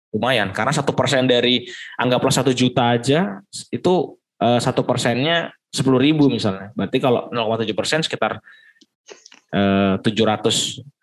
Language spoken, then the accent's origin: Indonesian; Kalimantan, Indonesia; now in Yogyakarta, Indonesia; di daerahku, di daerah Kalimantan